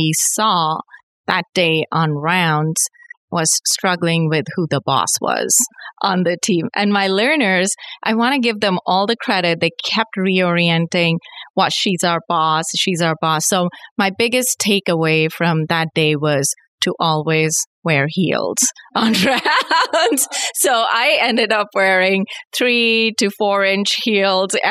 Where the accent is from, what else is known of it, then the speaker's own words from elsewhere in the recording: India; moved away as an adult; I was born and raised in India.